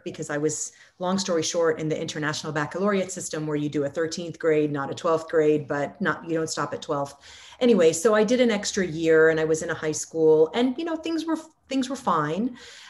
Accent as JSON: {"language": "English", "country": "Lebanon", "first_language": "Arabic", "second_language": "English", "moved": "yes", "lives_now": "United States", "said": "So I stopped speaking Arabic and I stopped, you know, it's my native tongue."}